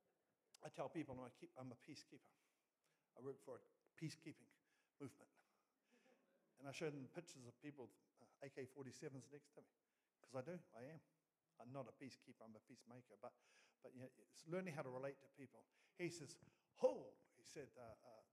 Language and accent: English; Oamaru, Otago, New Zealand; moved away as an adult; now in Gisborne, New Zealand; In Oamaru, North Otago, is where we were from originally